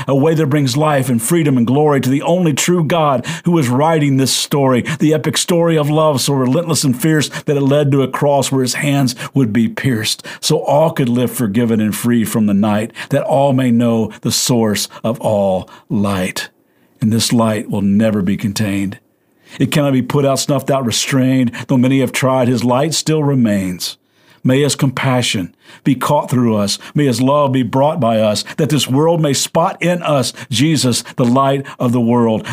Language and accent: English; Kentucky, United States; I'm from Kentucky